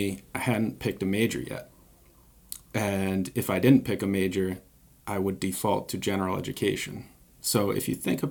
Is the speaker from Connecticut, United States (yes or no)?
yes; Mystic, Connecticut, United States; now in Newport, United States; I grew up in Mystic, always lived on the water